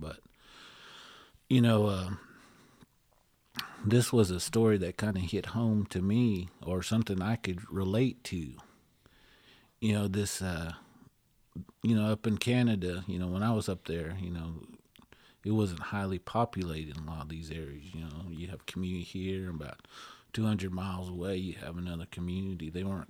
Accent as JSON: {"language": "English", "country": "India", "said": "So that kind of world is something that we don't realize as Indian folks"}